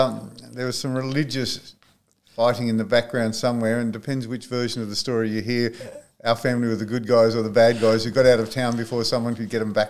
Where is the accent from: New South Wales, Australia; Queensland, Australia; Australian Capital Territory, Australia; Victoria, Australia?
New South Wales, Australia; Tenterfield; born or raised there; moved away as an adult; also born or lived in Lismore, Australia / Sydney, Australia; now in Port Macquarie, Australia